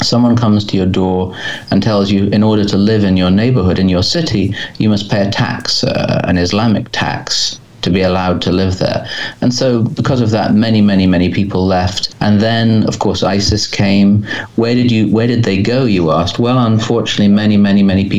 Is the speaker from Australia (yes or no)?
no; England, United Kingdom; I'm English, as you can probably tell